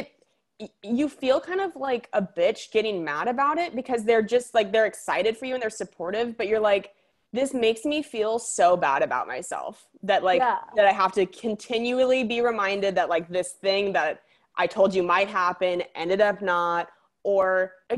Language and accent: English; Spokane, Washington, United States; moved away; a lot of people assume I'm from the Midwest because Spokane is more of that energy